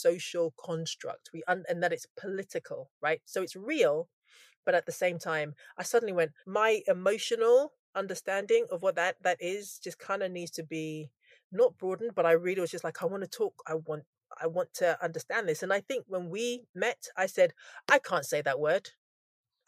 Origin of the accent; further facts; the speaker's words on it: Scotland, United Kingdom; now in Australia; I was born in Scotland